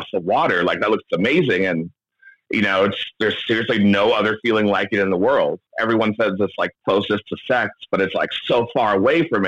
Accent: San Diego, California, United States; moved away as an adult; now in Seattle, United States; In Ocean Beach, California, in San Diego

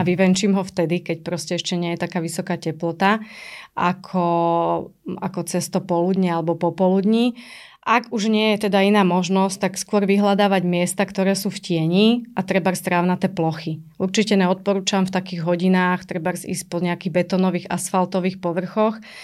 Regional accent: Trnava, Trnava Region, Slovakia; also born or lived in Pusté Úľany; som vyrastala v byte v Trnave

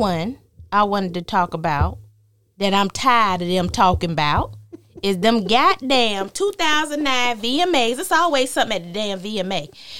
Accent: New York, United States; So me being from New York, when and I'm telling you what the song does to me.

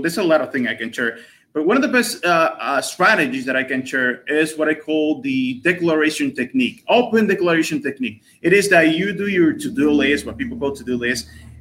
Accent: Dominican Republic; I'm from the Dominican Republic, a pretty known country on this side of the world.

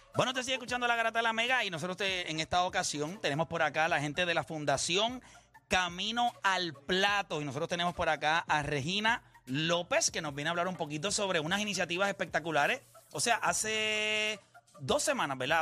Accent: Puerto Rico

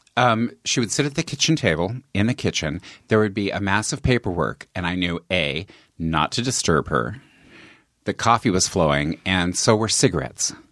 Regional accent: Longmont, Colorado, United States; moved away as an adult; also born or lived in California; I grew up in Longmont, Colorado

